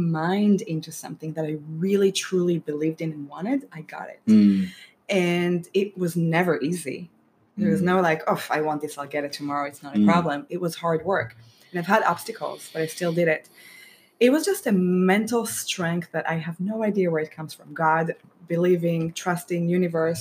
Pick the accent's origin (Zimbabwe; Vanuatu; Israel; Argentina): Israel; moved away; My parents fed us Mediterranean diet growing up in Israel